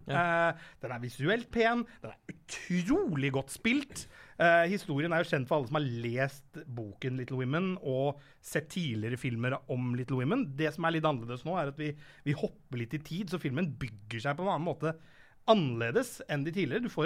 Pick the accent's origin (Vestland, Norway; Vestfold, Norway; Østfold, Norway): Østfold, Norway; Fredrikstad; Jeg er fra Fredrikstad. Vi hører bare på ….